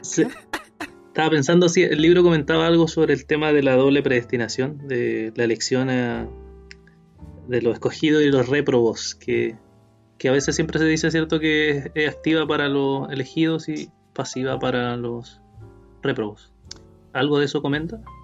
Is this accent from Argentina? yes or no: no; Chile; nosotros como chilenos